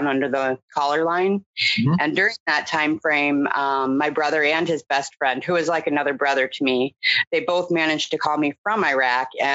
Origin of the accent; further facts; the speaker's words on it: Portland, Oregon, United States; also born or lived in Indianapolis, Indiana; at 3 years old, I moved to Portland, Oregon with my family, which is where I grew up